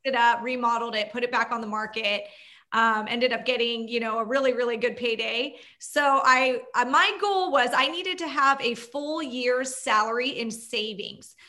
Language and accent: English; Orange County / Inland Empire, California, United States; I'm in Orange County.